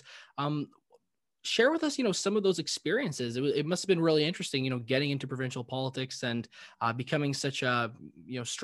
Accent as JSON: {"language": "English", "region": "Ontario", "country": "Canada", "tie": "born or raised there", "said": "young person growing up in Ontario"}